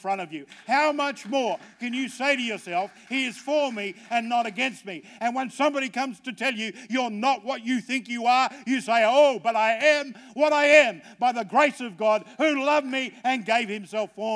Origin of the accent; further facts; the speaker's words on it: Australia; I'm an Aussie.